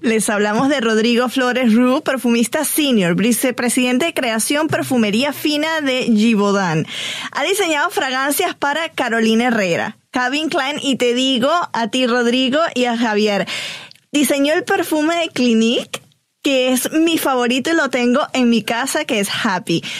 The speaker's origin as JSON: {"language": "Spanish", "town": "Barquisimeto", "region": "Lara", "country": "Venezuela", "moved": "yes", "said": "Barquisimeto, Venezuela, que es de donde soy"}